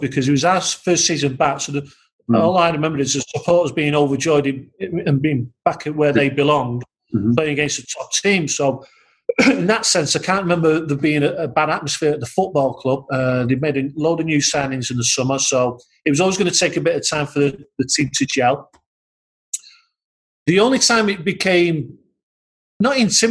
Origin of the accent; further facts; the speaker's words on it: England, United Kingdom; you just get a little bit lazy being English